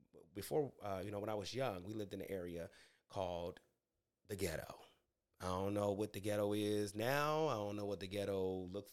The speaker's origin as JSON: {"language": "English", "town": "Phoenix", "region": "Arizona", "country": "United States", "tie": "born or raised there", "also_born_or_lived": "Los Angeles, California", "said": "I grew up in Phoenix, Arizona, for many years. Went to elementary school, went to high school in Phoenix"}